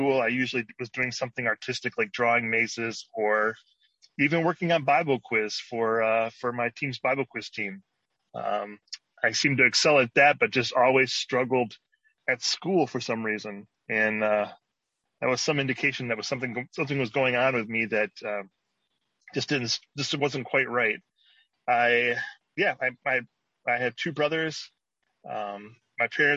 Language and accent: English; Taylor, Michigan, United States; I grew up in Taylor, Michigan, which is kind of a suburb of Detroit.